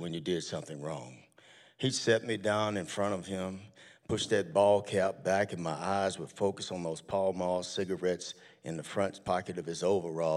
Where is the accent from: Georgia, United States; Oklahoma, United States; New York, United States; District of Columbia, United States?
Oklahoma, United States; Tulsa; I grew up in Tulsa, Oklahoma